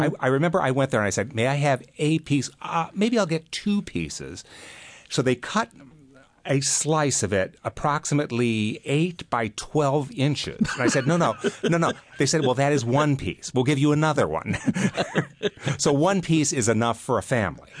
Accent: Chicago, Illinois, United States; moved away; also born or lived in New Jersey; I grew up in Chicago

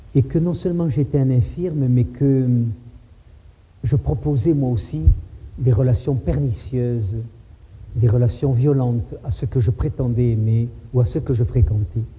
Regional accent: Toulouse, Occitania, France; moi aussi je suis né à Toulouse. Moi je me suis baigné dans la Garonne il y a 50 ans, 55 ans.

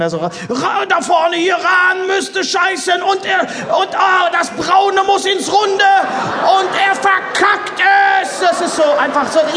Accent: Bochum, North Rhine-Westphalia, Germany; ich komme aus Bochum

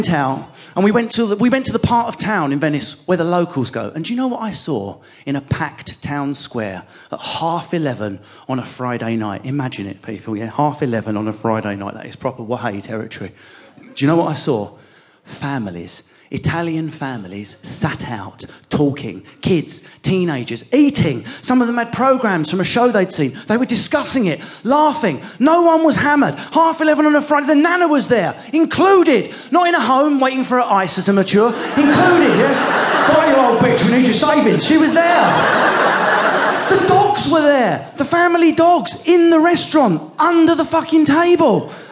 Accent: Southend-on-Sea, East of England, United Kingdom; my hometown of Southend

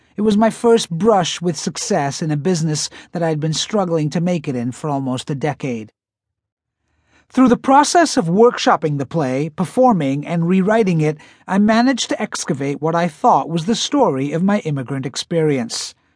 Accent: Bradford, Yorkshire and the Humber, United Kingdom; now in New York, United States; The little Indian kid from Bradford who was called a wog and chased home from the bus stop every night

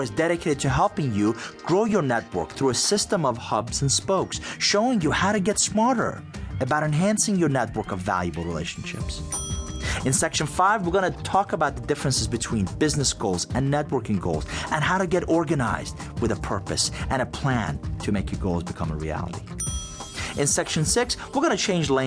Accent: Iran; English is a second language; also born or lived in Atlanta, United States; now in United States; in Iran to a middle-class family. Both of my parents were teachers

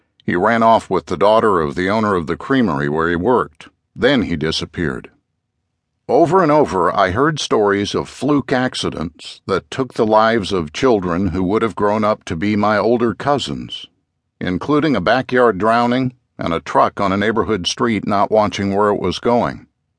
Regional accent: Corvallis, Oregon, United States; When I was growing up near the Oregon State University campus in Corvallis, Oregon, my bedroom window was above my father's basement workshop.

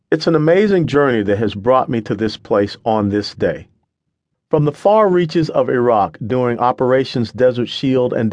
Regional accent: Atlanta, Georgia, United States; moved away; also born or lived in Florida; my simple origins in the inner city of Atlanta. I was born in February of 1961.

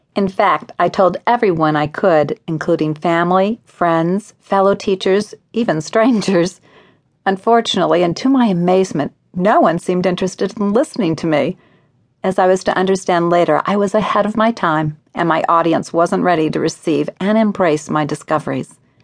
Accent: Evanston, Illinois, United States; Evanston, Illinois, my hometown

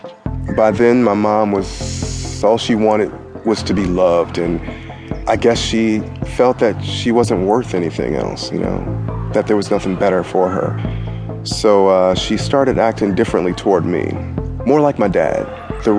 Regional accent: Detroit, Michigan, United States; I grew up in Detroit, Michigan, born in 1970.

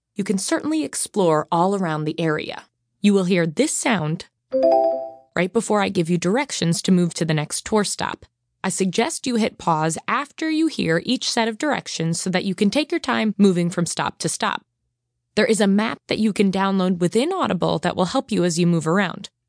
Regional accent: Long Island, New York, United States; I'm from Long Island, New York, and I've worked for Amazon since April of 2016

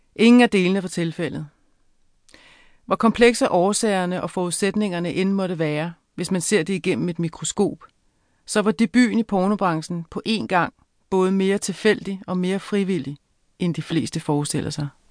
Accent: Avedøre, Capital Region of Denmark, Denmark; also born or lived in Frederiksberg; jeg voksede op i et parcelhusområde i Avedøre i 70'erne og starten af 80'erne

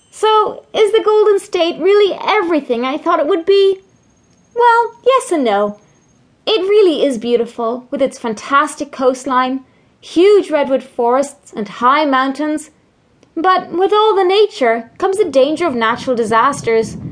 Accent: Ireland; now in California, United States; I'm Spot On's California correspondent. I'm originally from Ireland, but since I was a teen, it had always been my dream to live in sunny California, and now I do.

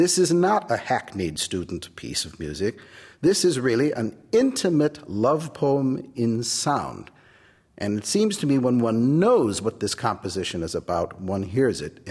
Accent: United States; I'm the American pianist

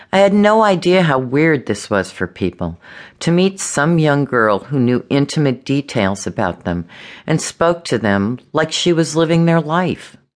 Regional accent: Los Angeles, California, United States; I was born and raised in Los Angeles

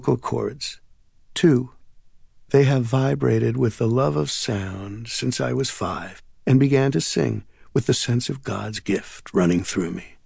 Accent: New York City, New York, United States; I grew up near Jewel Avenue and Main Street in the borough of Queens in New York

